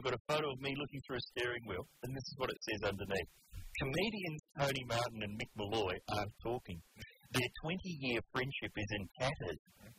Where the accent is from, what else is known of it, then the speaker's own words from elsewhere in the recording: New Zealand; I'm from New Zealand.